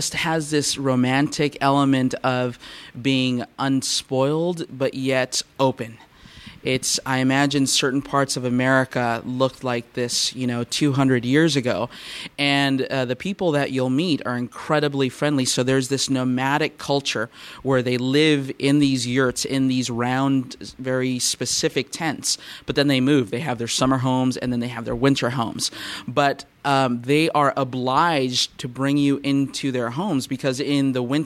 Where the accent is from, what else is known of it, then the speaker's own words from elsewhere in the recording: Southern California, United States; Growing up in Southern California, we do have a horse culture here